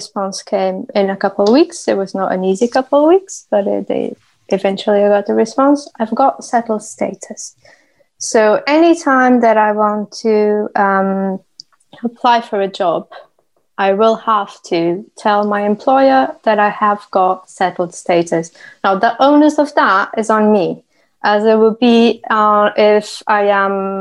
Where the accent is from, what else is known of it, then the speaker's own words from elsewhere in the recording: Portugal; moved away as an adult; now in United Kingdom; I hail from the UK, but I am originally from Portugal. I've been in the UK for 13 years now